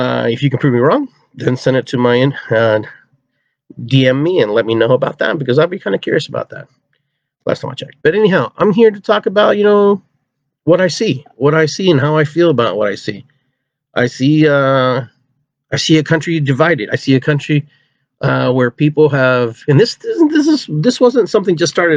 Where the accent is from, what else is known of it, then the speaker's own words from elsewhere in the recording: Peru; now in United States; I'm from Peru.